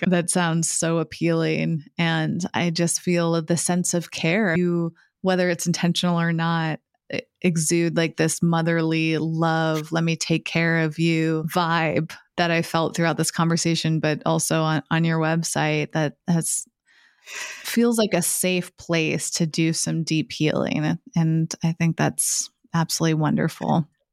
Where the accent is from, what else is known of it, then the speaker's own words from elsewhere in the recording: New England, United States; growing up in New England as white women